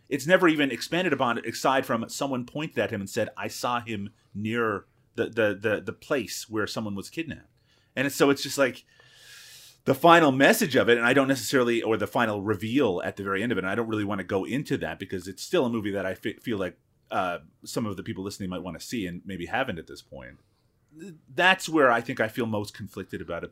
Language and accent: English; Canada; I'm Canadian